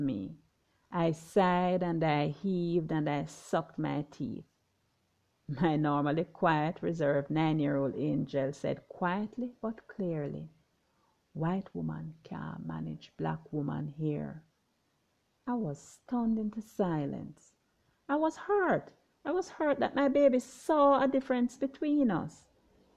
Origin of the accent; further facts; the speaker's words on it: Jamaica; also born or lived in Trinidad and Tobago / Grenada; I'm Jamaican